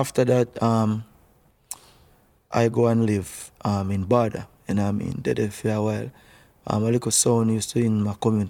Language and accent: English; Kingston, Jamaica; also born or lived in St. Andrew; place called Bada, St. Andrew, between St. Andrew and St. Mary. But I grew up in West Kingston